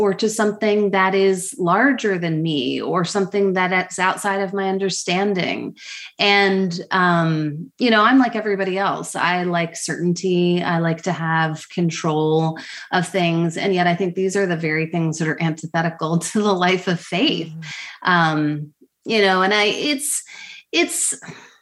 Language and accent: English; United States; moved away as an adult; also born or lived in Toronto, Canada; So I'm an American who was living away for many years, about 11 years outside of the US, but we're back to Cincinnati to care for aging parents.